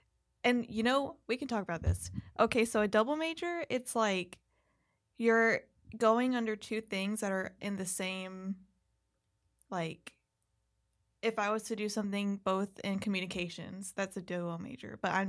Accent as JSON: {"language": "English", "town": "Houston", "region": "Texas", "country": "United States"}